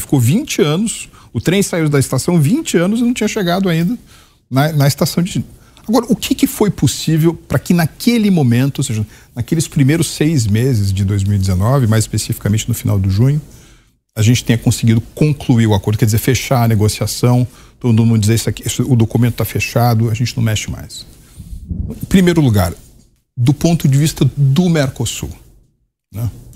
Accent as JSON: {"language": "Portuguese", "region": "São Paulo", "country": "Brazil", "said": "eu sou paulista"}